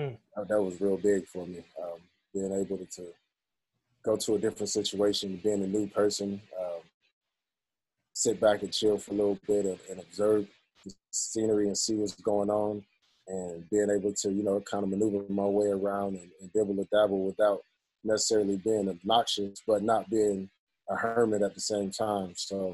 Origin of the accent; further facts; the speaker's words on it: Columbus, Georgia, United States; also born or lived in Germany; We came back from Germany in 1991 to Fort Benning. And that's pretty much where I spent a majority of my childhood. So when people ask me where I'm from, you know, I claim Columbus, Georgia, just because that's where I was from.